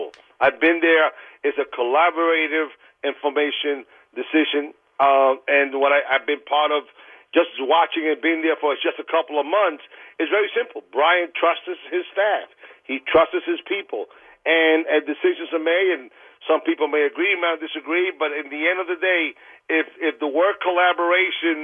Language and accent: English; New York City, New York, United States; I'm a guy from Queens and been in Queens my whole life.